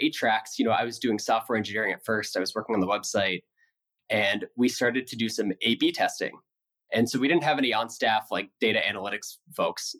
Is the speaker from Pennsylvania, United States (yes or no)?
yes; Philadelphia, Pennsylvania, United States; So I grew up in the suburbs of Philadelphia